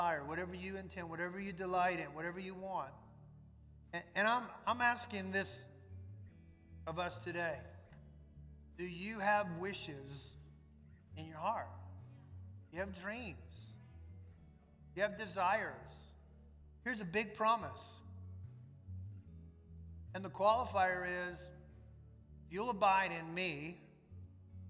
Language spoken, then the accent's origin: English; New Orleans, Louisiana, United States; When Suzette and I were growing up in New Orleans